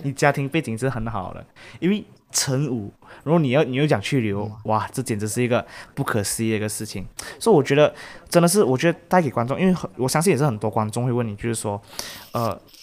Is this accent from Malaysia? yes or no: yes; Malaysia; 如果我们是马来西亚人啊，我们想要去 Euro 玩啊，是真的很贵很贵。